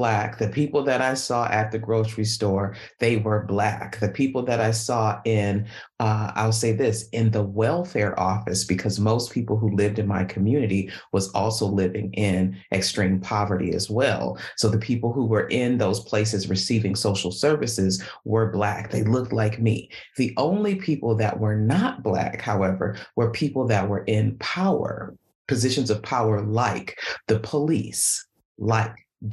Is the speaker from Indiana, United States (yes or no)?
no; Milwaukee, Wisconsin, United States; I was born and raised in Milwaukee, Wisconsin